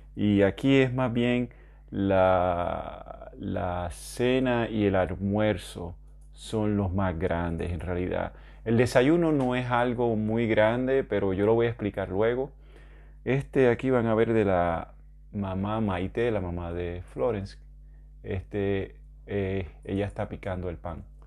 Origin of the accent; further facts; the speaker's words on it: Puerto Rico; yo soy de Puerto Rico